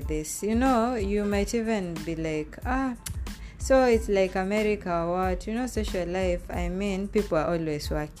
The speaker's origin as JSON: {"language": "English", "country": "Kenya", "also_born_or_lived": "Saudi Arabia", "moved": "as an adult", "said": "I came with him from Kenya"}